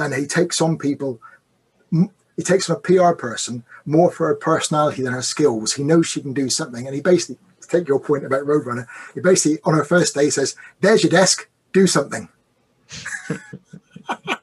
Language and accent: English; United Kingdom; I come from the South.